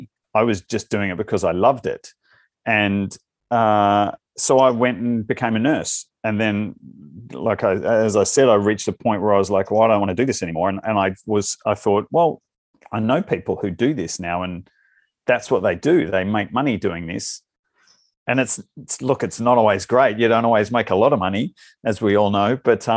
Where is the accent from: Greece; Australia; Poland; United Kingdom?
Australia; accent: Australian; now in United States; I do like it here. I haven't lost my accent at all, and people often comment on that here.